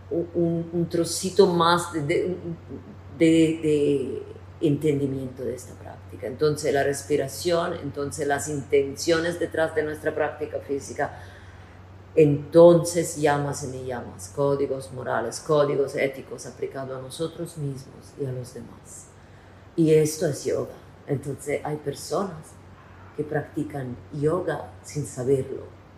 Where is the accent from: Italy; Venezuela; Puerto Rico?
Italy; Spanish is a second language; moved away